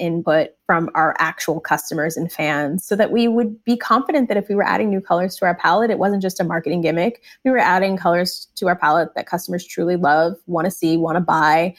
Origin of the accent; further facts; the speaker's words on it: Michigan, United States; I grew up in Michigan